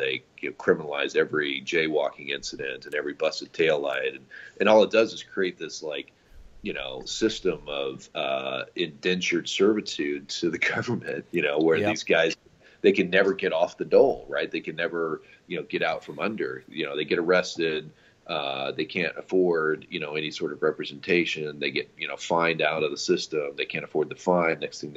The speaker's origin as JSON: {"language": "English", "region": "Missouri", "country": "United States", "said": "I'm from Missouri"}